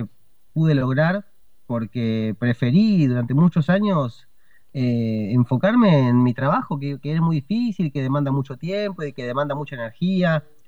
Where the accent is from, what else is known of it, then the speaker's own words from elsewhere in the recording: Argentina; soy comediante, estandapero, eh, argentino